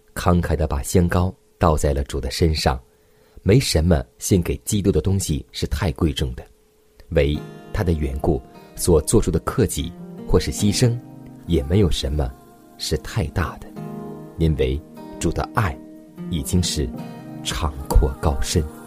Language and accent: Chinese; China; 我们中国人